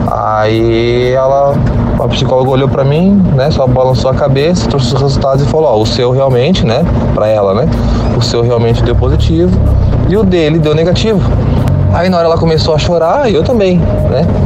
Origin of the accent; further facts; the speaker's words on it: Santa Catarina, Brazil; sou de Santa Catarina, como eu falei lá no começo do áudio.